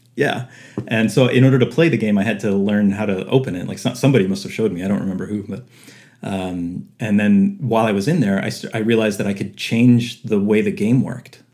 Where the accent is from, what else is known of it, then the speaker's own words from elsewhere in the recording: Winnipeg, Manitoba, Canada; I was born and raised in Winnipeg, uh, Manitoba, Canada.